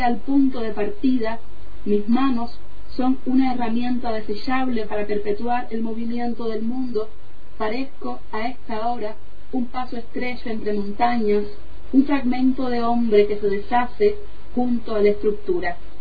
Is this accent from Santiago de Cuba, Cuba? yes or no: no; Meneses, Sancti Spíritus, Cuba; moved away as an adult; now in Salamanca, Spain; Yo soy del centro de Cuba, no de la capital, yo no soy de La Habana, nací en el centro de Cuba, en una población rural, en un pueblo